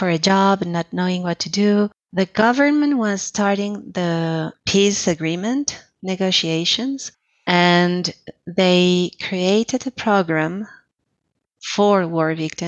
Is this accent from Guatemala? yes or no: no; Colombia; moved away as an adult; also born or lived in Quebec, Canada / Lebanon; I was the psychologist who came from Colombia, so I was the immigrant